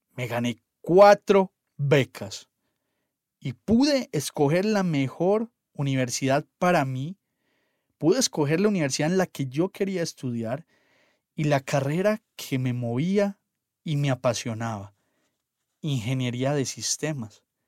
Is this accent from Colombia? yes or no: yes; Antioquia, Colombia